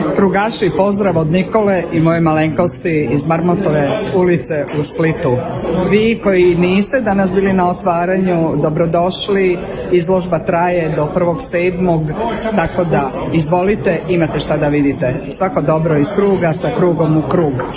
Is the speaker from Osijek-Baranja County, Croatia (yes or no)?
no; Split, Split-Dalmatia County, Croatia; evo nas u mom rodnom gradu, vama prijateljskom gradu, dobrodošli u Split